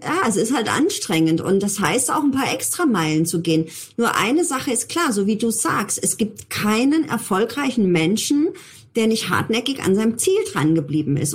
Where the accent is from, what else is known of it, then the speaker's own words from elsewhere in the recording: Germany; bei uns in Deutschland